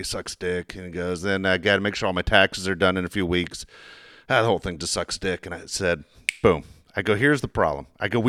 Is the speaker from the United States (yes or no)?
yes; San Diego, California, United States; I'm from City Heights.